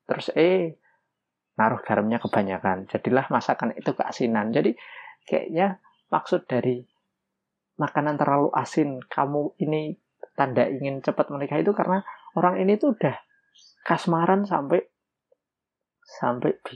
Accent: Java, Indonesia; karena saya lahir dan besar di Jawa, ya tahunya memang mitos yang ada di sekitar Jawa

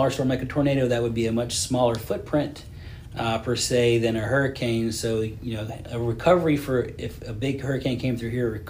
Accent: Hilton Head, South Carolina, United States; I'm from Hilton Head.

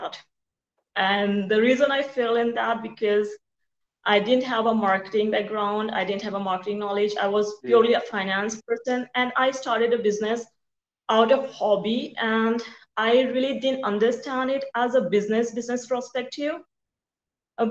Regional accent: Mumbai, Maharashtra, India; moved away; also born or lived in rural India; I was from India. I came from India and the country part of India, not the city. But my parents migrated to Bombay for our education purpose

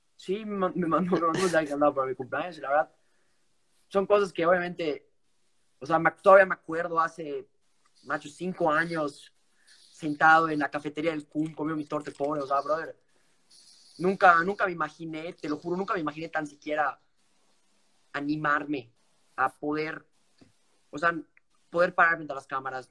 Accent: Mexico; moved away; como buen mexicano y orgulloso que soy

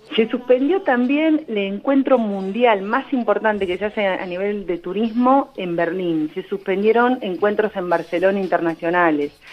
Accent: Argentina; nos afecta a todos como argentinos

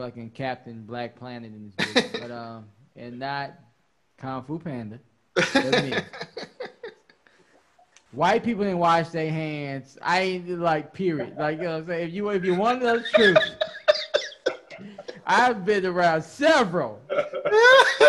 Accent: Chicago, Illinois, United States; I'm from Chicago

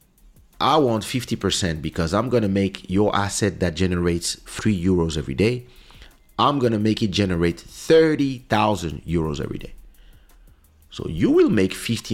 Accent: France; We are from France. We don't speak Portuguese

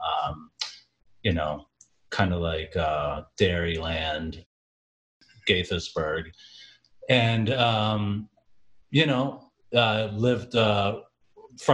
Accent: Jamaica; now in United States; I grew up in Jamaica

